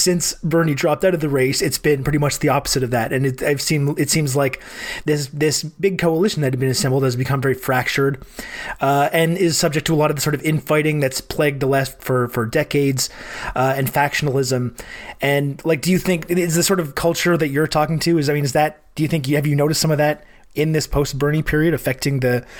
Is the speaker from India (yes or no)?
no; Canada; I'm Canadian